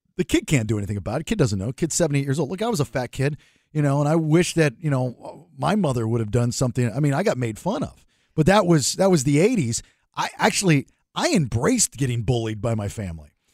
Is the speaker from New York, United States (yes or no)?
no; Maryland, United States; growing up in Maryland